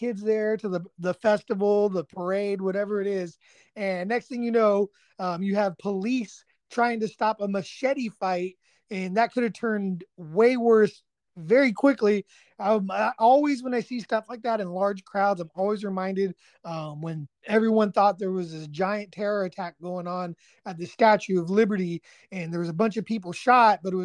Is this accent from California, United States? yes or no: yes; Northern California, United States; moved away as an adult; now in East Texas, United States; me and my wife were growing up in Northern California